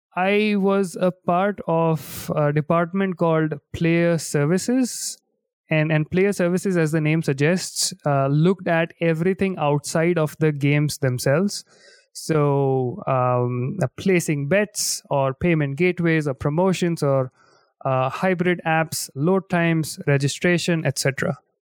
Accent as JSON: {"language": "English", "country": "India", "moved": "yes", "lives_now": "London, United Kingdom", "said": "I am originally from India"}